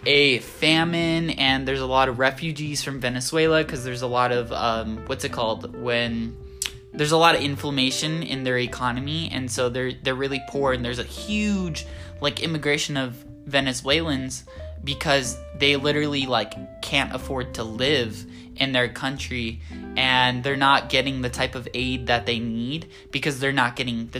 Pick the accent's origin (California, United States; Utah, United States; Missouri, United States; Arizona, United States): California, United States; Southern; moved away as an adult; now in San Francisco, United States; growing up in Southern California